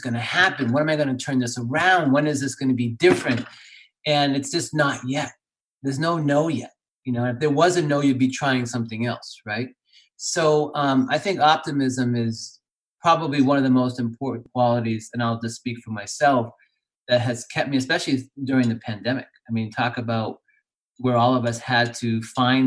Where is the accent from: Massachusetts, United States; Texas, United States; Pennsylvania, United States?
Massachusetts, United States; Boston; I grew up in Boston